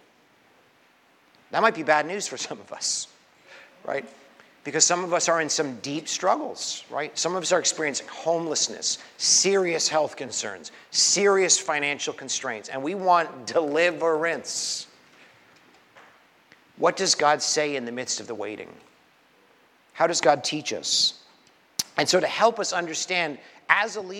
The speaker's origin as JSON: {"language": "English", "country": "Canada", "tie": "born or raised there", "moved": "yes", "lives_now": "Brooklyn, United States", "said": "I was born in Canada"}